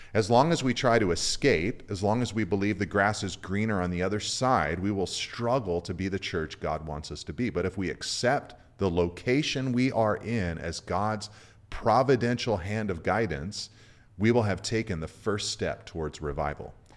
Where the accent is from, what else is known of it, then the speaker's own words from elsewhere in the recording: California, United States; as a Californian